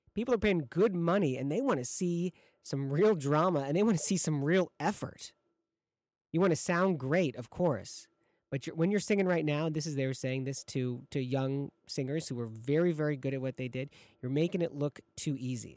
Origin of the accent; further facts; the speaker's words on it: Michigan, United States; now in Chicago, United States; I'm from Michigan